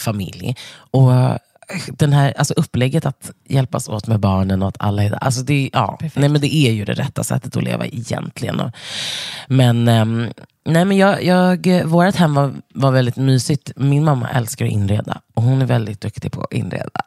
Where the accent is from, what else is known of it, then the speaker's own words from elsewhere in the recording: Stockholm, Stockholm County, Sweden; Jag är uppvuxen på Södermalm i Stockholm med min mamma och två syskon.